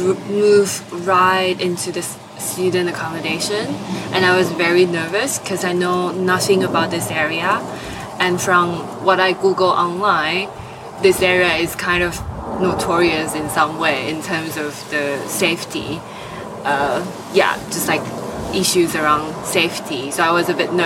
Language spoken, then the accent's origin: English; Nantou County, Taiwan; moved away as an adult; also born or lived in Deptford; now in London, United Kingdom; I was born in Nantou, Taiwan. So it's like a county in the center of Taiwan. Would you call it your hometown? Yeah, I think so. I lived there for 18 years